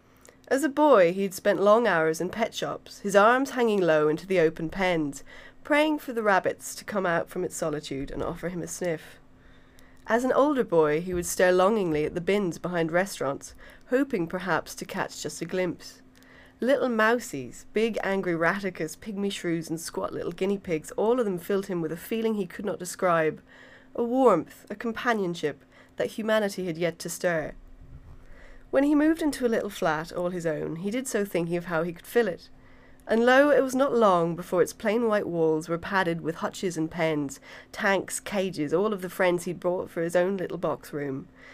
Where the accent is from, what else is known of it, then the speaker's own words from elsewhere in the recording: Essex, East of England, United Kingdom; also born or lived in Dublin; I'm from Essex.